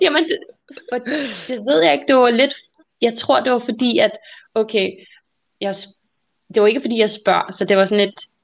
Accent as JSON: {"language": "Danish", "country": "Denmark", "first_language": "Danish", "said": "dansk er mit modersmål"}